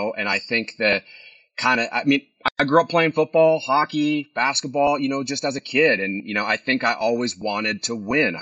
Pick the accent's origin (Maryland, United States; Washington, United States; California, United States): Washington, United States; Seattle; moved away as an adult; now in Missoula, United States; Born and raised in Seattle